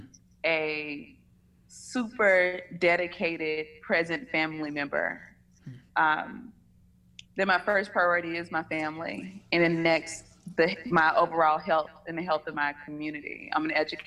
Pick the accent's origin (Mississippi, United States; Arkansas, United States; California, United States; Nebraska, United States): Mississippi, United States; Batesville; now in Atlanta, United States; I'm originally from a small town in Mississippi, Batesville